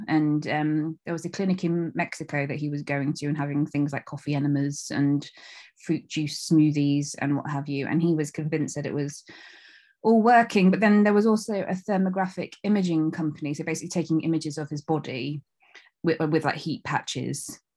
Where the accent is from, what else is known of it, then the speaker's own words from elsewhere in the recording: North Devon, South West England, United Kingdom; moved away as an adult; also born or lived in Leeds; I'm from North Devon. I was born in North Devon and I lived there up until, like, my mid to late twenties